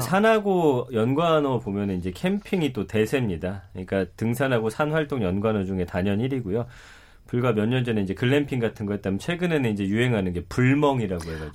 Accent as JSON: {"language": "Korean", "region": "Daejeon", "country": "South Korea", "tie": "born or raised there", "said": "고향이 대전인데"}